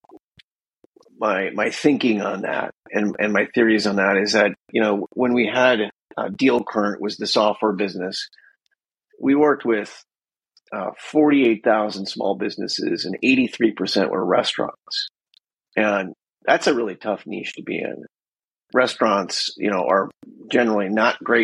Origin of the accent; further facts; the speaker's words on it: Wisconsin, United States; moved away as an adult; now in San Diego, United States; I grew up in Wisconsin, so, you know, 3,000 miles away from San Diego here.